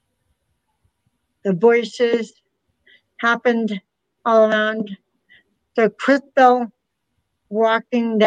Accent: Massachusetts, United States; all four of us are from Massachusetts

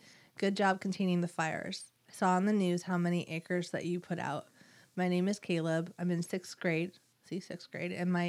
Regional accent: Winfield, New Jersey, United States; I am from Winfield, New Jersey.

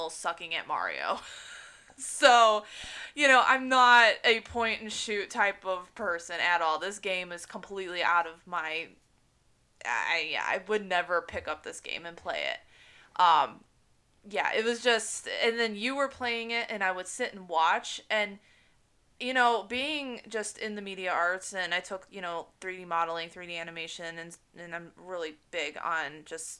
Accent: the town next to Minooka, Illinois, United States; born or raised there

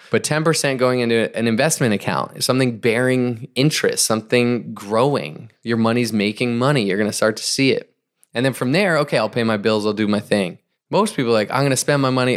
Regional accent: New England, United States; I grew up in New England

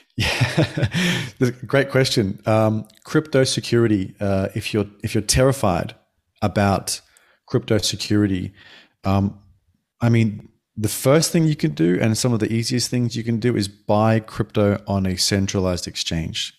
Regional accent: Australia; moved away as an adult; now in Denmark; I'm Australian born

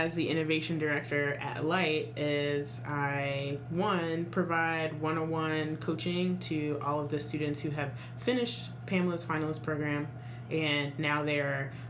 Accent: Dallas, Texas, United States; also born or lived in Cincinnati; now in Memphis, United States; I am originally from Dallas, and then I moved to Cincinnati. So I was in Cincinnati for about 6 years, and I moved to Memphis from Cincinnati

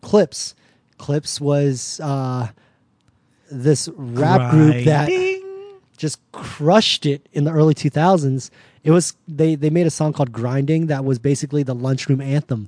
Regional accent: Virginia Beach, Virginia, United States; moved away as an adult; also born or lived in Malaysia; playing in my hometown of Virginia Beach

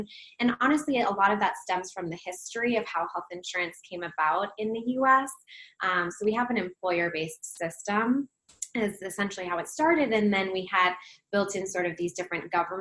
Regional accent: Minnesota, United States; moved away as an adult; also born or lived in Wisconsin / Baltimore, Maryland; now in Los Angeles, United States; I'm originally from Minnesota, so not too far from Canada

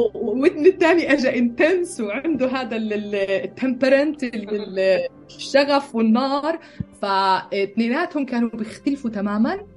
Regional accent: Bethlehem, West Bank, Palestine; moved away as an adult; also born or lived in Jerusalem / United States; now in Austria; ولدت بالقدس فلسطينية تربيت ببيت لحم

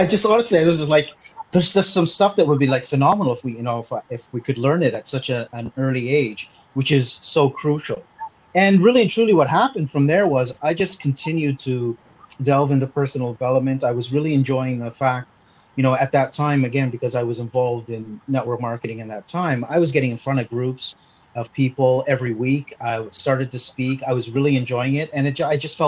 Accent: Canada; accent: Canadian; now in Malta; I speak with a Canadian accent. It's still there. I was actually born in Canada

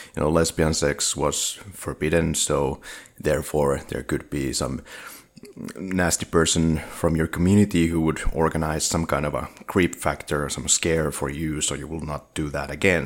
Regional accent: Finland; English is a second language; we are from Finland

